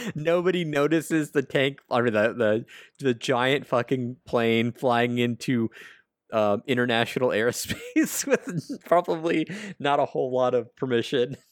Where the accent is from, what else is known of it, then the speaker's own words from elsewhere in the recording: United States; I'm American